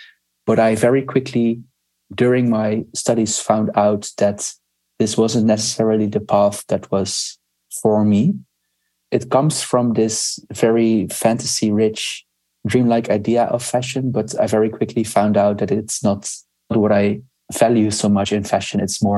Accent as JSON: {"language": "English", "country": "Netherlands", "said": "I'm from the Netherlands. I live in a small town in the south of the Netherlands, in very close to the forest, which is very nice."}